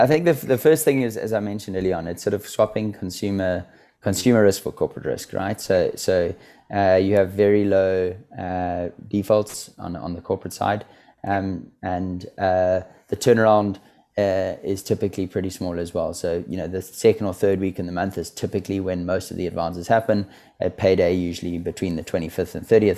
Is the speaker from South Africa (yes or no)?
yes; South Africa; moved away as an adult; also born or lived in Stellenbosch, South Africa; now in London, United Kingdom; I grew up in South Africa, as you said. I went to university in Stellenbosch.